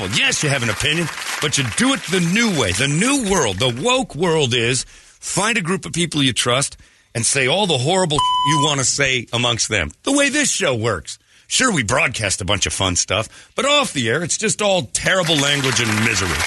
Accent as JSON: {"language": "English", "town": "Hollywood", "region": "California", "country": "United States", "tie": "born or raised there", "said": "that was against the times that I grew up in Hollywood."}